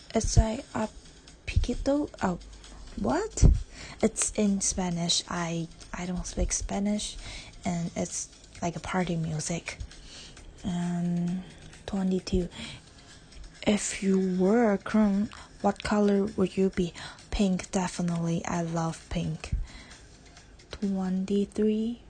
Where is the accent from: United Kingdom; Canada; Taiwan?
Taiwan; English is a second language; I am Taiwanese and uh, English is not my first language